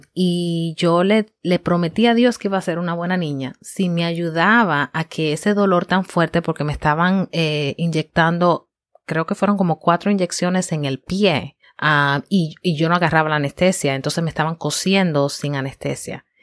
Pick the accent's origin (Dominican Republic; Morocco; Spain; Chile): Dominican Republic; now in United States; soy dominicana, eh, llevo muchos años ya en Estados Unidos, así que llevo un tiempo ya viviendo fuera de, República Dominicana, pero mis raíces son dominicanas y amo mi país